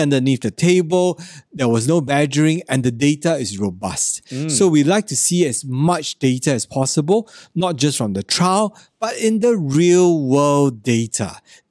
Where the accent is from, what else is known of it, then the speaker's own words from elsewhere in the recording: Singapore; I do my part as a Singaporean.